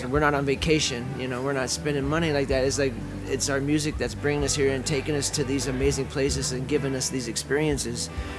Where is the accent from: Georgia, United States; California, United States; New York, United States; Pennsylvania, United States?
New York, United States; Well, I'm from New York, so...